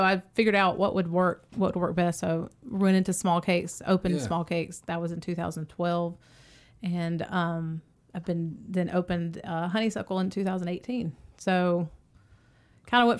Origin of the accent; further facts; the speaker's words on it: Smyrna, Georgia, United States; So I grew up in Smyrna, so not too far. And I grew up in Smyrna when it was like Smyrna